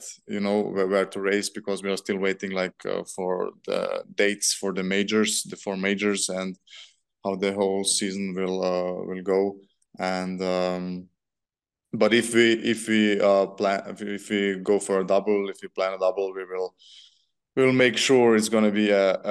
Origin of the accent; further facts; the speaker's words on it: Vienna, Austria; Vienna because it's my hometown.